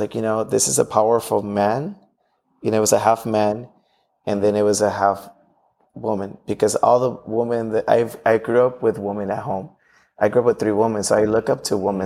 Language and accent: English; Los Angeles, California, United States; growing up in Watts